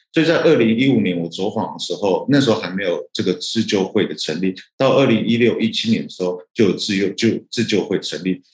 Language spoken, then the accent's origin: Chinese; Kaohsiung, Taiwan; 因为我，呃，从小也，呃，也在盐城区长大，那这个地方离我的老家大概步行五分钟左右